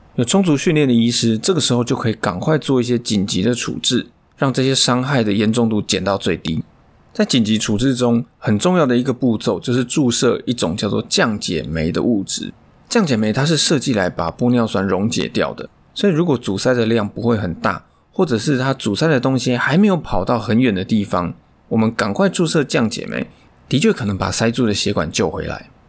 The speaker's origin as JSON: {"language": "Chinese", "country": "Taiwan", "said": "尤其我们台湾人这种骨架"}